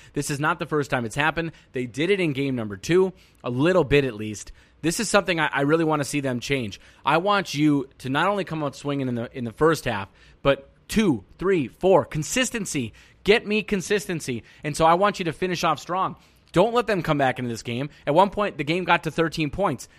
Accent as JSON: {"language": "English", "region": "Minnesota", "country": "United States", "said": "as a Minnesotan"}